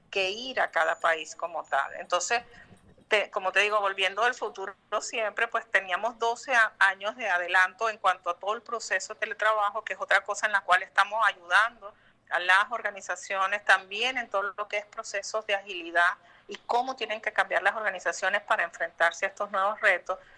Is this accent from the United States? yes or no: no; Venezuela; Como los venezolanos venimos del futuro